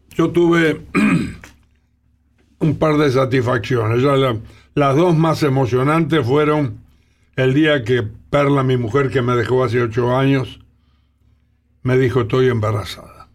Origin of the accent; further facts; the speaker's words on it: Santos Lugares?, Tres de Febrero Partido, Buenos Aires Province, Argentina; yo vivía vivo en Seis Peña, partido de 3 de febrero, soy bonaerense, me enorgullezco